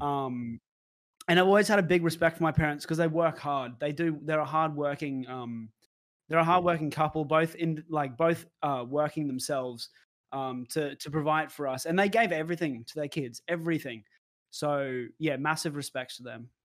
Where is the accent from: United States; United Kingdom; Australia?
Australia; Brisbane, Queensland; moved away as an adult; also born or lived in Melbourne; born and raised in Brisbane, Australia